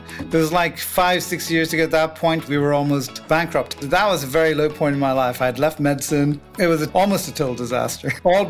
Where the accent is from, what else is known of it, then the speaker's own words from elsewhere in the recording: England, United Kingdom; now in United States; And so I came from England. So when I came to the U.S., I have no idea how to start a business in the U.S. or anything at all.